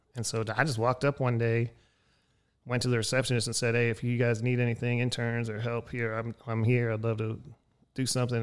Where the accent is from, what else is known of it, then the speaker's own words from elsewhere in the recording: Texas, United States; I was from Texas.